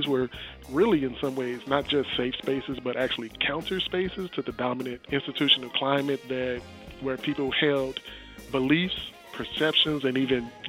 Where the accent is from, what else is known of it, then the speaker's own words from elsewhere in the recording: Chicago, Illinois, United States; South Side of Chicago, born and raised